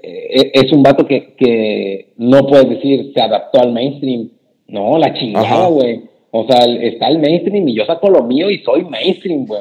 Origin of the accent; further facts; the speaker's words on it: Mexico; Soy mexicano